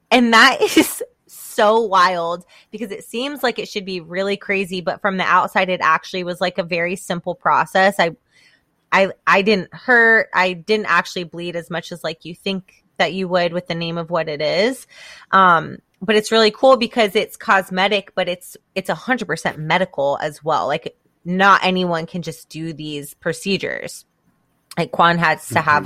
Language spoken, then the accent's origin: English; the South, United States; grew up here in the South